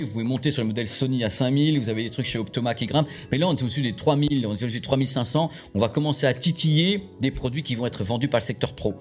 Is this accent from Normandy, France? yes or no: yes; Normandy, France; je suis normand